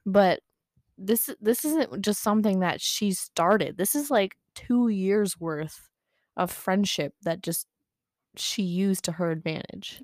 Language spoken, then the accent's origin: English; United States; as an American